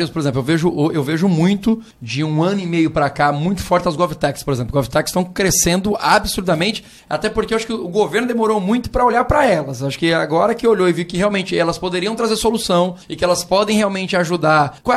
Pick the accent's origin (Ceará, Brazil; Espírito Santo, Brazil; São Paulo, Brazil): São Paulo, Brazil; now in Maceió, Brazil; Eu vim de São Paulo pra cá pra passear aqui. Eu era mochileiro, morava numa barraca de camping na praia. Daqui. E eu nunca mais voltei.